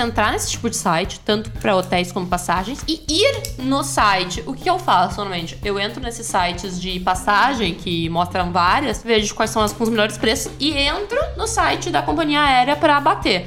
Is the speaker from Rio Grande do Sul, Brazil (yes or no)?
yes; Rio Grande do Sul, Brazil; eu sou do Rio Grande do Sul